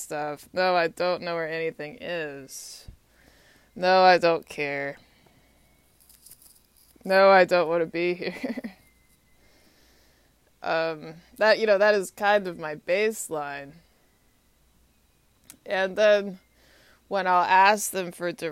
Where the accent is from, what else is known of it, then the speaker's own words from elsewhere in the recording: Texas, United States; I grew up in Texas.